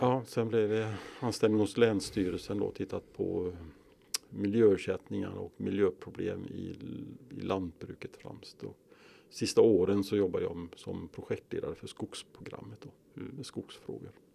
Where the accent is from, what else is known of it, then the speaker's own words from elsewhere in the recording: Kungälv, Västra Götaland, Sweden; moved away as an adult; now in Skaraborg, Sweden; Jag är uppväxt i Bohus, Nödinge, Kungälv, västkusten alltså